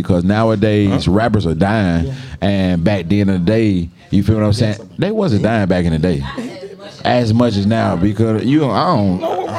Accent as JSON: {"language": "English", "town": "Atlanta", "region": "Georgia", "country": "United States", "tie": "born or raised there", "said": "You know, growing up in Atlanta, we talking about."}